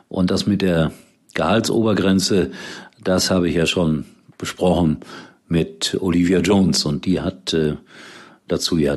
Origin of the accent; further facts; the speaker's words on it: Gelsenkirchen, North Rhine-Westphalia, Germany; Viele machen sich lustig über Schalke, aber ich sage eins, es ist meine Heimat, es ist mein Heimatverein. Ich habe alles Mögliche erlebt auf Schalke.